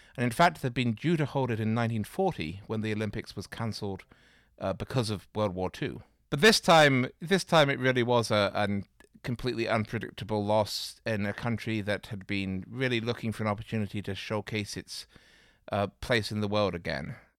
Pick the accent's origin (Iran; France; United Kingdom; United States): United Kingdom; Manchester, North West England; moved away; I'm from Manchester in England